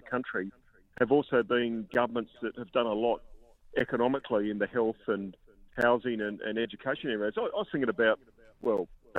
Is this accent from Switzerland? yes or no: no; Adelaide, South Australia, Australia; my hometown of Adelaide